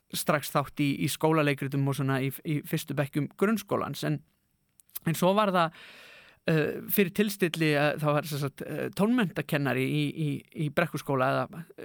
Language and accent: Icelandic; Akureyri, Northeastern Region, Iceland; Ég er akureyringur í húðahár.